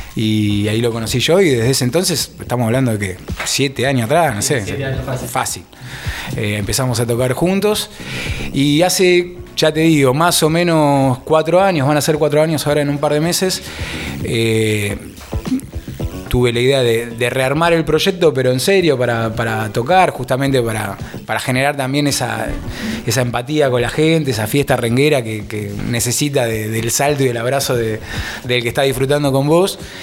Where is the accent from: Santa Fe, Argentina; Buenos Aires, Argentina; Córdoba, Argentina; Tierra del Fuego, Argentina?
Buenos Aires, Argentina; moved away as an adult; now in Tandil, Argentina; yo soy originario de Capital, allá hace muchos años